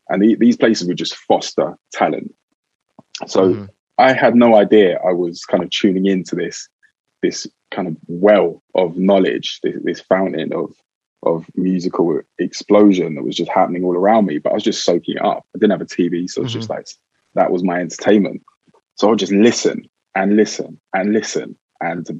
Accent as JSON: {"language": "English", "region": "London", "country": "United Kingdom", "tie": "born or raised there", "said": "From South London."}